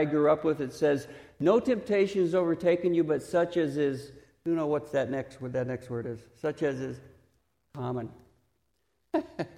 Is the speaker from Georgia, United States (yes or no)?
no; Texas, United States; accent: Texas; my Texas accent